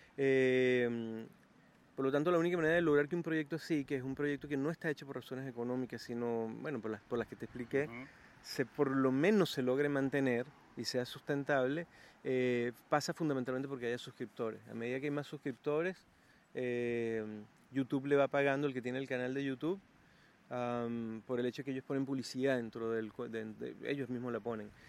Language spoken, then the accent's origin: Spanish; Venezuela; now in Chile; Mi país Venezuela